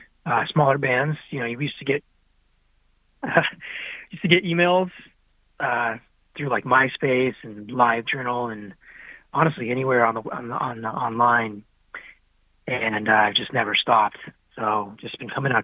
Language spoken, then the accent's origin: English; Tucson, Arizona, United States; I'm from Tucson, Arizona. Born and raised here